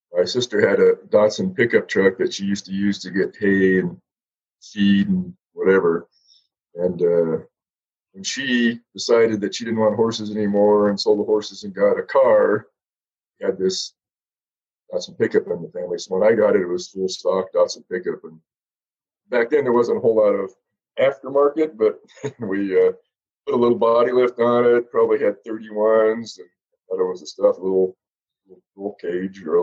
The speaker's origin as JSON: {"language": "English", "town": "Banning", "region": "California", "country": "United States", "tie": "born or raised there", "also_born_or_lived": "Beaumont, California", "said": "I grew up in a little rural town in Southern California, Banning, Beaumont"}